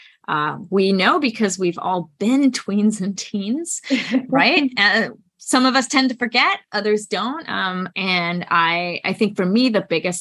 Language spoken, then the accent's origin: English; Germany; moved away as an adult; now in United States; I'm from Germany, born and raised, and I came to the US for my undergraduate studies.